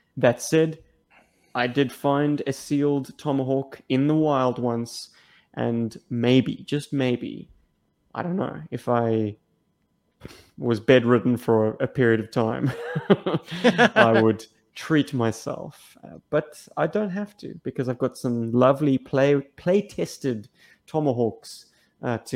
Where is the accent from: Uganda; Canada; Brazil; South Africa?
South Africa; I was born in Africa